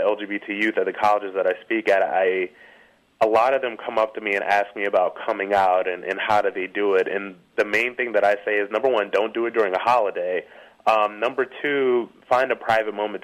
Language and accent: English; Ohio, United States; moved away; I come from a small town in Ohio